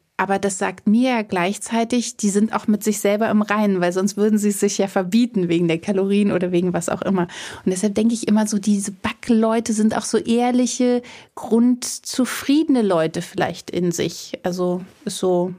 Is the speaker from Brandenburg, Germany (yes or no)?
yes; Potsdam, Brandenburg, Germany; mein Kindergarten, muss ich dazu sagen, der war total schön schön am Schloss Charlottenhof in Potsdam. Also mhm. ich bin ein Kind des Parks Sanssouci